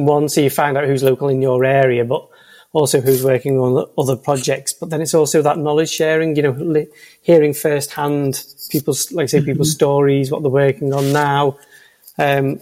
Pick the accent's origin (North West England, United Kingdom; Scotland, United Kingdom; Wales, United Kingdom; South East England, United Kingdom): North West England, United Kingdom; Liverpool; I'm from Liverpool, probably you can tell by the accent